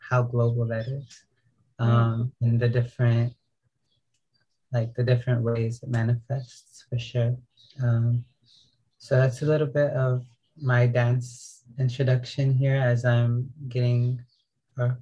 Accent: Chicago, Illinois, United States; I'm from Chicago, and as I represent behind me, my family comes from Puerto Rico. I grew up in Chicago as a performer in theater

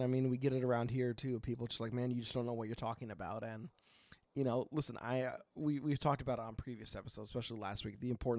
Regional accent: Oregon, United States; So I am … from Oregon.

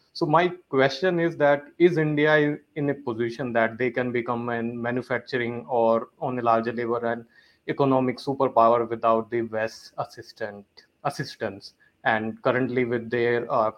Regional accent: Toronto, Ontario, Canada; I'm from Toronto, Canada.

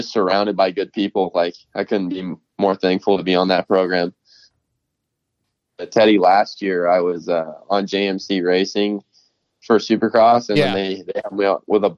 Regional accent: Boise, Idaho, United States; moved away; also born or lived in California; I'm born and raised in Boise, Idaho

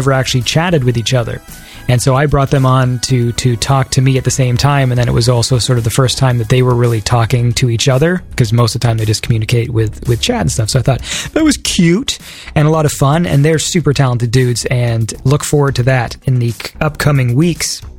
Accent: Canada

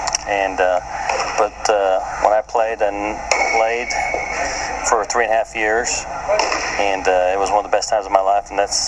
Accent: San Diego, California, United States; San Diego, California.

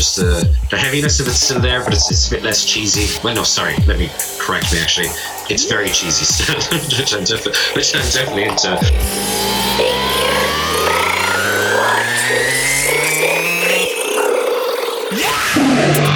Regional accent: County Limerick, Munster, Ireland; we didn't have the English radio channels in Ireland, where I grew up in County Limerick

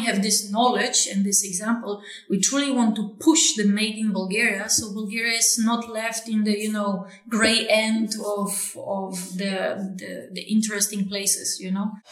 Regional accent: Poland; I was born in Poland, right, in the 80s.

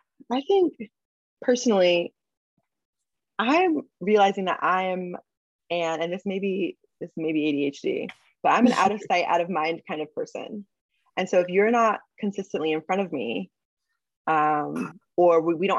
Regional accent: San Diego, California, United States; moved away as an adult; also born or lived in Texas / New York; I am from San Diego

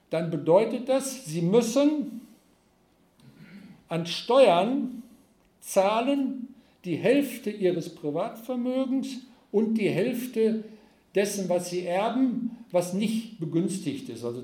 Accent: North Rhine-Westphalia, Germany; Ich komme aus Ostwestfalen und da gibt es eine ganze Reihe von denen.

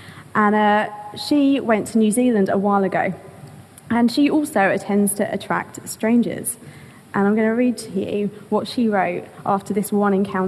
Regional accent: London, United Kingdom; I replied. I'm from London.

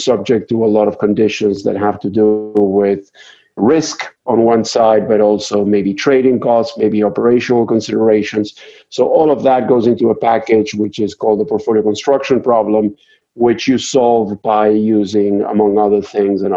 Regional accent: Argentina; moved away as an adult; now in United States; I'm originally from Argentina, and I came to the United States to pursue a PhD

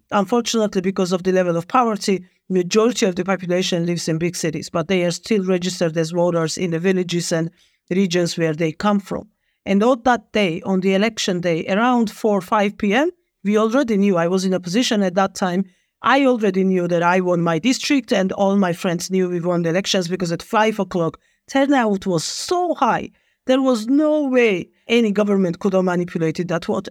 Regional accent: Georgia; I was born in Soviet Georgia. I've graduated my high school still in the Soviet Union.

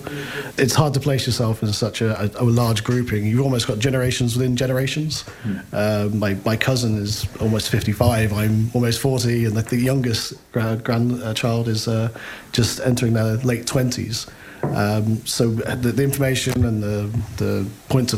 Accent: London, United Kingdom; I am from London

